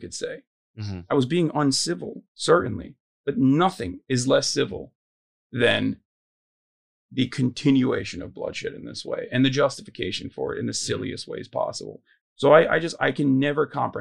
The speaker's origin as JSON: {"language": "English", "country": "Turkey", "tie": "born or raised there", "also_born_or_lived": "United States (born)", "moved": "as an adult", "lives_now": "United States", "said": "I grew up in Turkey my entire life until I was 18, and then I came to America when I was"}